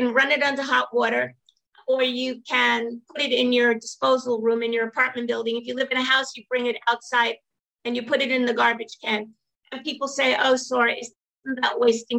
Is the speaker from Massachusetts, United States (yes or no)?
no; New York City, New York, United States; I come from Brooklyn